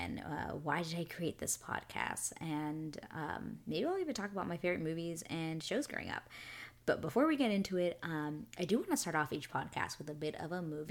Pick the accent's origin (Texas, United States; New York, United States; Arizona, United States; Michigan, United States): New York, United States; New York City; now in Canada; I'm from Queens, but holla at your girl in New York City. That's where I was born, and even though I live in Canada now, it's still like my home no matter what, and I will always rep being a New Yorker